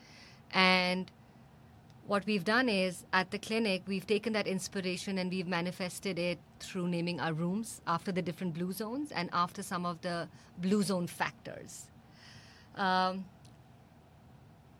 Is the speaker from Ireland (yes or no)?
no; India; we have as Indians